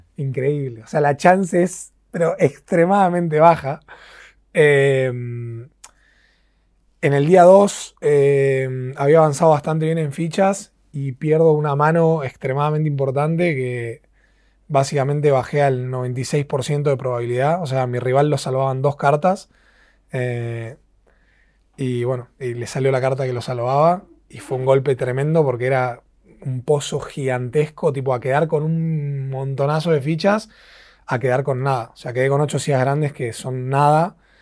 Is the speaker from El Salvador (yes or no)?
no; Argentina; soy el, segundo argentino en la historia